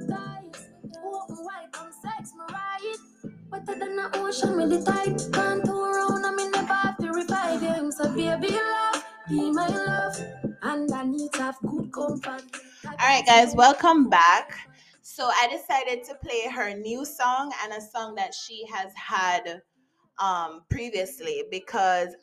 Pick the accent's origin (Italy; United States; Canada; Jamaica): Jamaica; as a Jamaican